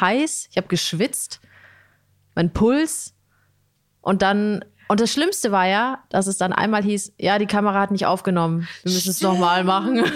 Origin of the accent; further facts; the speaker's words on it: Italy; Skandal als Italienerin